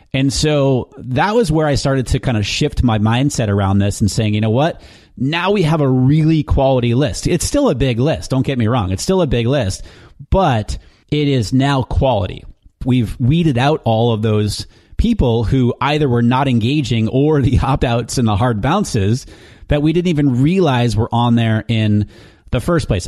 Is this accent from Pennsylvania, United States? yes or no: no; New Hampshire, United States; moved away; I'm originally from New Hampshire, and my mom lives back there with my sisters